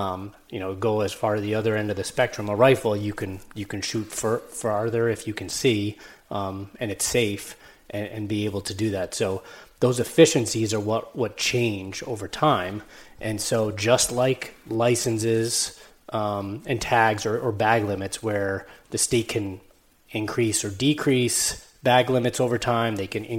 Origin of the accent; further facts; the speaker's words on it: New York, United States; So Dan said I'm from New York.